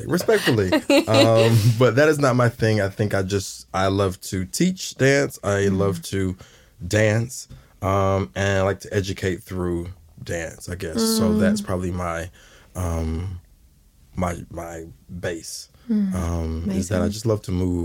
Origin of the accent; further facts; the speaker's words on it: College Park, Georgia, United States; moved away as an adult; now in New Zealand; So College Park, Georgia, originally